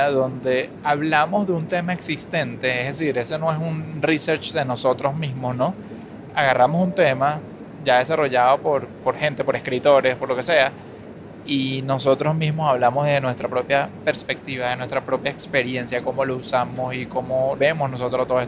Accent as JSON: {"language": "Spanish", "country": "Venezuela", "accent": "Venezuelan"}